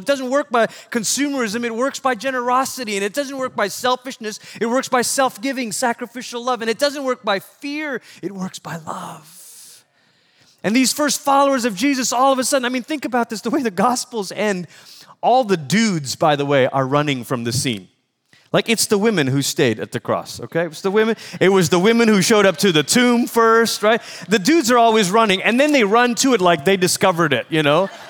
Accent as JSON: {"language": "English", "country": "Malaysia", "moved": "yes", "said": "I'm from Malaysia, which is about as far as you can go the other side of the world"}